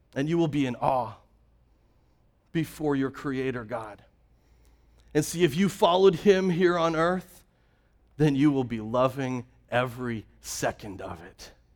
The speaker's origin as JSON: {"language": "English", "country": "Canada", "tie": "born or raised there", "moved": "yes", "said": "I'm originally from Canada. I grew up with that same picture i-, in my backyard. I grew up with Rocky Mountains covered in snow."}